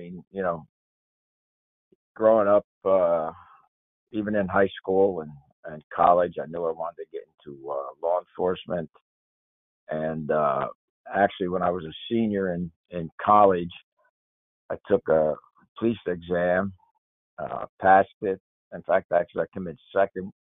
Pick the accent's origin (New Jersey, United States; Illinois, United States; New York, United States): New Jersey, United States; Paterson; I grew up in Paterson, New Jersey